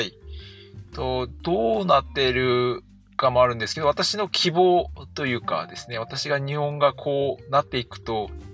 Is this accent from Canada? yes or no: yes; Canada; moved away as an adult; also born or lived in South Korea / Sapporo, Japan / Tokyo, Japan; 生まれは韓国なんですけど、えっ、ー、と、子供の時、家族がカナダに移住してきて、カナダに